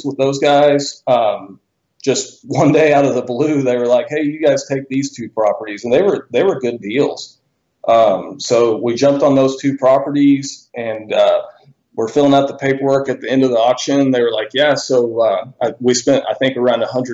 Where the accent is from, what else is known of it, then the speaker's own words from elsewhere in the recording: Bentonville, Arkansas, United States; I'm from Bentonville, Arkansas. I was born and raised here originally.